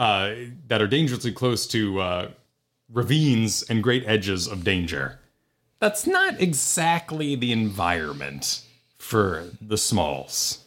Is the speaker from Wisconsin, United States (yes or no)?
no; New Mexico, United States; moved away as an adult; now in Florida, United States; I grew up 'cause, you know, eight to, through all of high school, I was in New Mexico